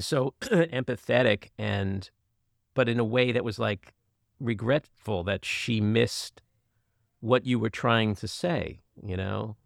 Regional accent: New York City, New York, United States; I grew up in Queens

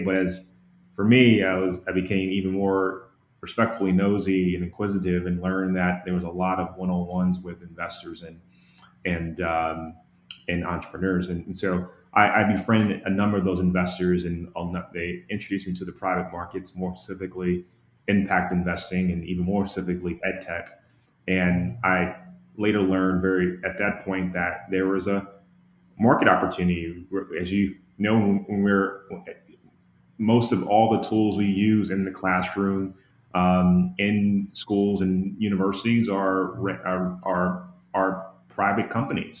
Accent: Atlanta, Georgia, United States; I come from Atlanta, Georgia, a community where, you know, opportunity is in terms of succeeding is rare

